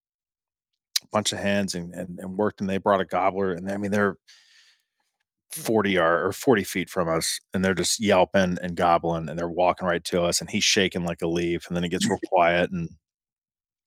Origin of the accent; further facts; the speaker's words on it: Central Ohio, United States; I'm from Ohio. I'm from Central Ohio